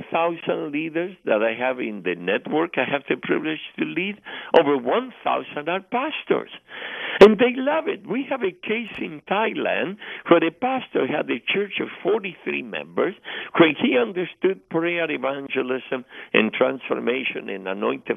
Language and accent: English; Argentina; moved away; I am from Argentina originally